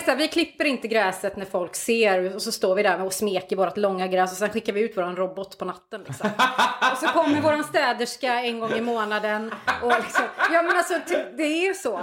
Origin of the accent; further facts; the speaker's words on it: Hälsingland, Gävleborg County, Sweden; now in Kungsbacka, Sweden; Jag är liksom uppvuxen i Hälsingland.